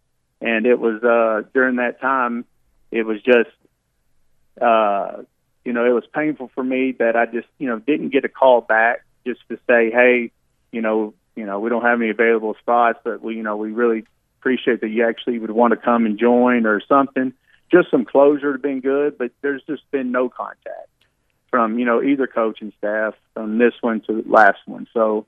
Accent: Arkansas, United States; I grew up in Arkansas. I was raised in Arkansas my whole life.

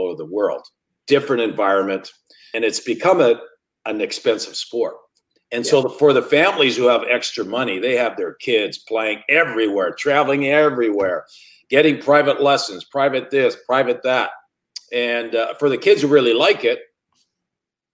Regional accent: Sudbury, Ontario, Canada; moved away as an adult; my hometown, the Sudbury Wolves

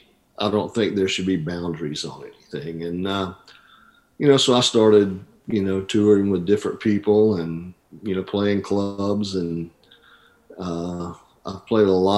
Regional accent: Rock Stand, Alabama, United States; I grew up in a little community called Rock Stand, Alabama, which is halfway between two other small towns, Roanoke and Wedowee, Alabama.

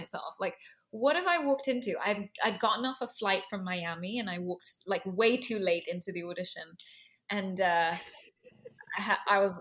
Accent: Dubai, United Arab Emirates; moved away as an adult; also born or lived in London / Los Angeles; now in New York, United States; I have a very mixed background, and I grew up in Dubai. My father is Indian. My mother is Egyptian and Nubian and Muslim

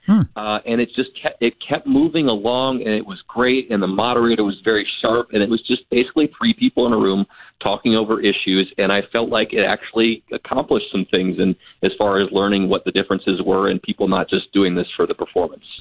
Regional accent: Minnesota, United States; as a Minnesotan

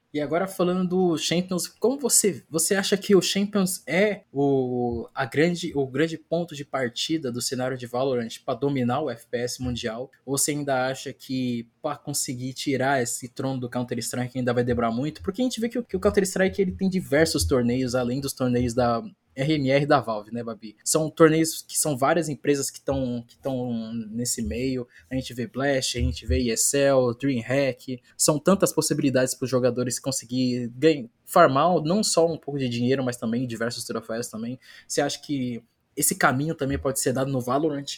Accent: Brazil; eu como brasileiro falo

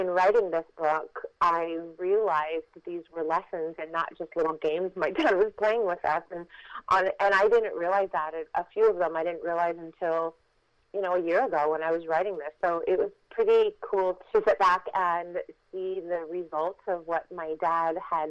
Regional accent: Los Angeles, California, United States; we were living in Los Angeles

